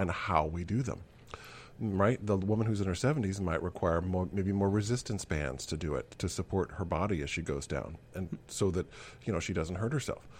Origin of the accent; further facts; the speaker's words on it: Kansas City, United States; I grew up in Kansas City